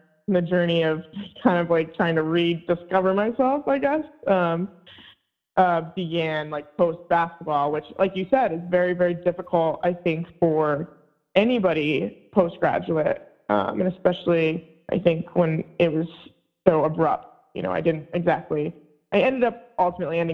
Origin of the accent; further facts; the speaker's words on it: Virginia, United States; moved away as an adult; also born or lived in Vermont; I'm from Virginia.